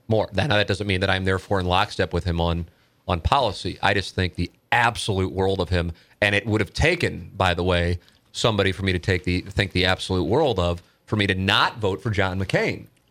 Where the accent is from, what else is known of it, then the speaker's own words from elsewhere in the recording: St. Louis, Missouri, United States; my neighborhood growing up in South City or Saint Louis U High